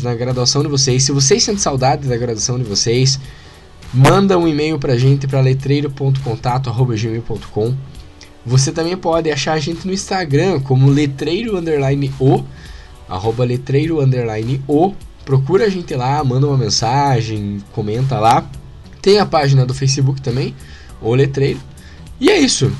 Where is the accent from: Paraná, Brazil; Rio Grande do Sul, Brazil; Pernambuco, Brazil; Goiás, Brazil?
Paraná, Brazil; accent: Paranaense; paranaense aqui, o sotaque paranaense agora falou alto